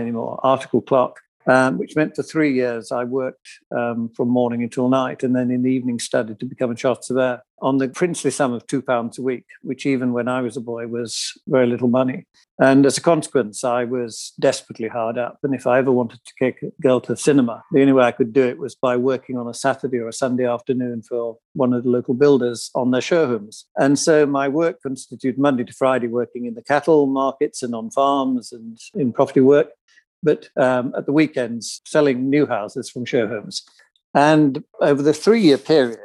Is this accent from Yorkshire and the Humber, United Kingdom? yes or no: yes; Yorkshire and the Humber, United Kingdom; I'm from Yorkshire